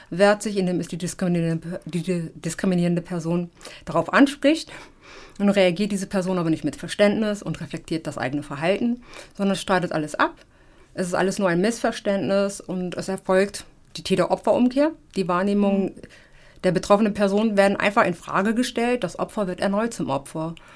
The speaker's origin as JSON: {"language": "German", "country": "Germany", "said": "also ich bin Afrodeutsche, ich bin Afro und ich bin Deutsche."}